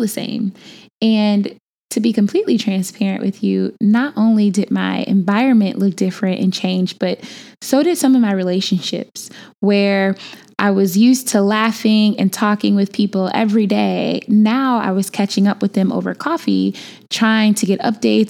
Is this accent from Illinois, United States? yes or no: yes; Chicago, Illinois, United States; moved away; I am from Chicago, born and bred, and was just home for a minute